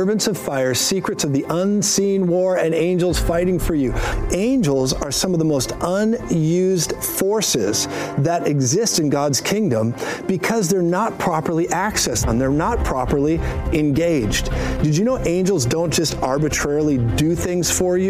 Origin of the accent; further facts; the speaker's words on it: Colorado, United States; I'm from Colorado